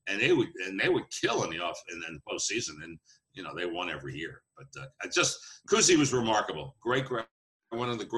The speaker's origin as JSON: {"language": "English", "region": "New York", "country": "United States", "said": "I was from New York."}